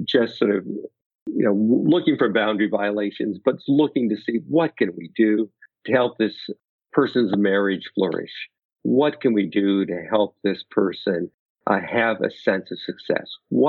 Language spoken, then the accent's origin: English; Pacific Northwest, United States; now in Naperville, United States; Nothing edible, but I grew up in the Pacific Northwest.